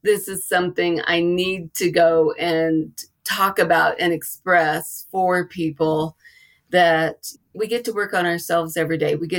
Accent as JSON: {"language": "English", "region": "the South", "country": "United States", "tie": "born or raised there", "said": "I was raised in the South"}